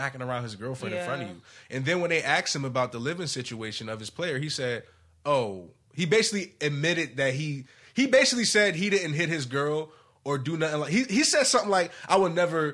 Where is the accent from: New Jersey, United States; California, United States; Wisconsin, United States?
New Jersey, United States; I'm from Jersey.